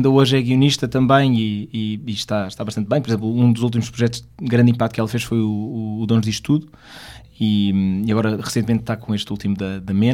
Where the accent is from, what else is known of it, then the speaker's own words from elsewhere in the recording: Porto, Norte, Portugal; now in Lisbon, Portugal; quando nós viemos do Porto para Lisboa, porque eu sou portuense